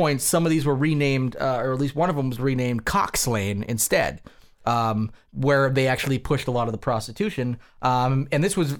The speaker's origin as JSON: {"language": "English", "region": "Newfoundland and Labrador", "country": "Canada", "said": "Why? I'm from Newfoundland. I am."}